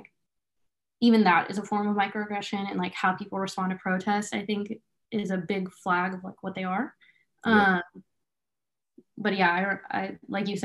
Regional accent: Bay Area, California, United States; I'm from the Bay Area, extremely liberal place, very diverse place.

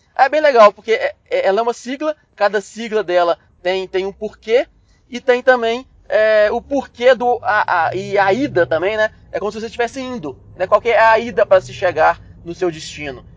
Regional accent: Belo Horizonte, Minas Gerais, Brazil; Eu sou de Belo Horizonte

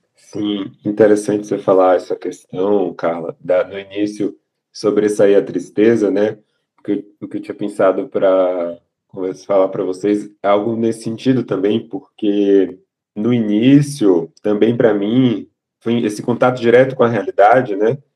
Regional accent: Salvador, Bahia, Brazil; moved away as an adult; now in São Paulo, Brazil; E eu sou de Salvador, nasci em Salvador, me mudei para São Paulo para estudar, fazer a faculdade, e agora estou fazendo a residência

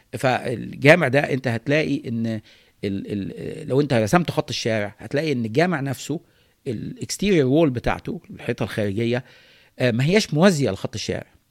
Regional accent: Cairo, Cairo Governorate, Egypt; انا نشات في القاهره في فتره معينه فتره زمنيه هي فتره الستينات واوائل السبعينات

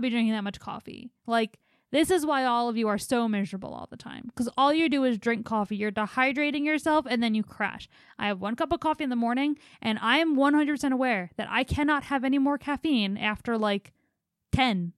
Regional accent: East Coast, United States; moved away; I'm from the East Coast

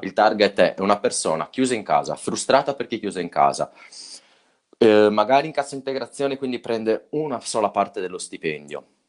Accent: Sardinia, Italy; siamo sardi

